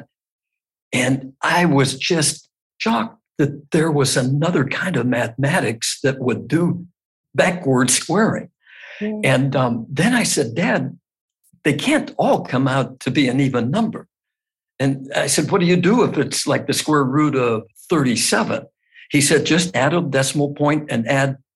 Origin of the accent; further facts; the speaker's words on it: Youngstown, Ohio, United States; now in Boardman Township, United States; I was born in Youngstown, Ohio in 1948